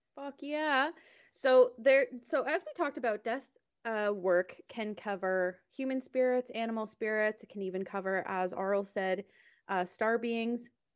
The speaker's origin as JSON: {"language": "English", "country": "Canada", "said": "I'm also Canadian"}